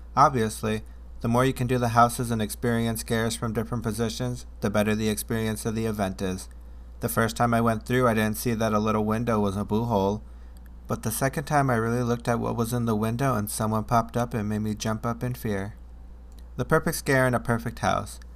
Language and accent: English; Chicago, Illinois, United States; I'm from Chicago